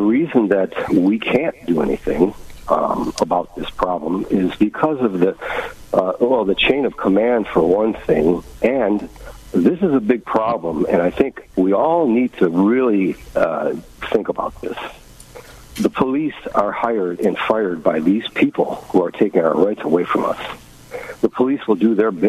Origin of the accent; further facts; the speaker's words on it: Michigan, United States; I'm from Michigan